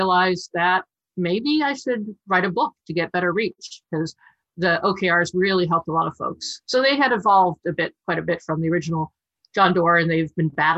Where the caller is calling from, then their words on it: Palo Alto, California, United States; I'm in Palo Alto, still locked in my condo.